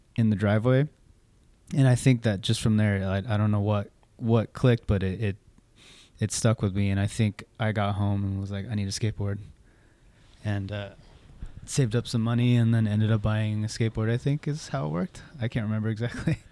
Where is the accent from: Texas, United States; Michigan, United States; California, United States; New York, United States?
California, United States; Orange County; born or raised there; also born or lived in San Luis Obispo / Santa Barbara / Gardena / Torrance